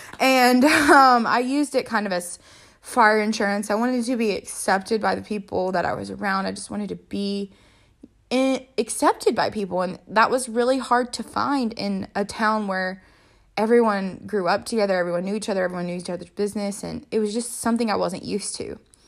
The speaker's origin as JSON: {"language": "English", "country": "South Africa", "said": "And I was the girl from South Africa."}